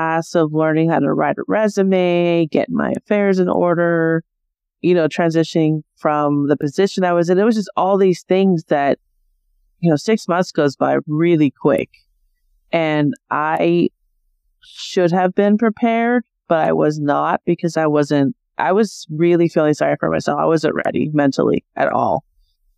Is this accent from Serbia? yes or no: no; Simi Valley, California, United States; born or raised there; moved away; also born or lived in Arizona